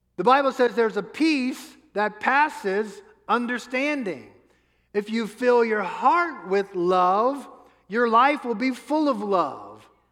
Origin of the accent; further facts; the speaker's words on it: New Orleans, Louisiana, United States; I grew up in New Orleans